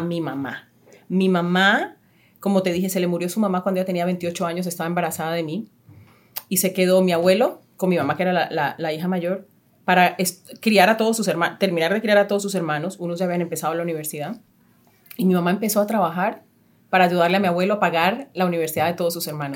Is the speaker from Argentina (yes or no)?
no; Istmina, Chocó, Colombia; moved away; Ismina, eh, el pueblo donde yo nací